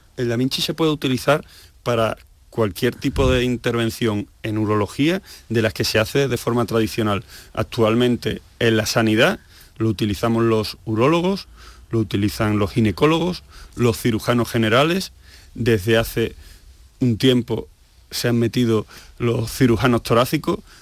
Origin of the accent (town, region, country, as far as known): Seville, Andalusia, Spain; moved away as an adult; also born or lived in Asturias